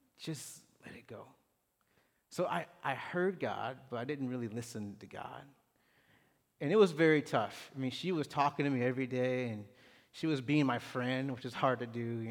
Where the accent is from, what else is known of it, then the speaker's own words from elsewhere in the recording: Clarksville, Tennessee, United States; moved away as an adult; now in Houston, United States; small town, Clarksville, Tennessee. Don't bother going by there. But it's my hometown